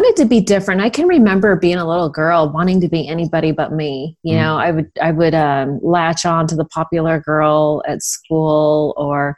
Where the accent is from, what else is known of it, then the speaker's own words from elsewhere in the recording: Sunnyvale, California, United States; I grew up in Sunnyvale, California